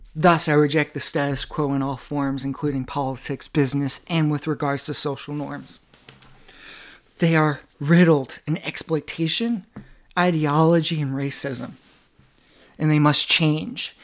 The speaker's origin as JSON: {"language": "English", "country": "United States"}